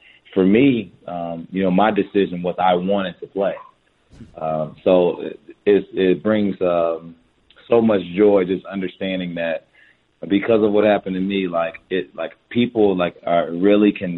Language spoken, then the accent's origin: English; Fort Wayne, Indiana, United States; moved away; also born or lived in Dallas, Texas; Indiana, July 12th, my hometown.